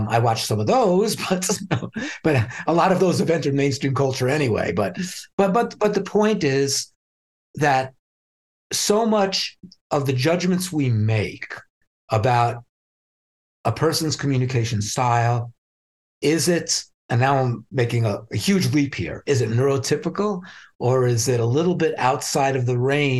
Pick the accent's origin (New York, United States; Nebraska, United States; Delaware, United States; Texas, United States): New York, United States; New York City; I grew up in Brooklyn. I was a street kid from Brooklyn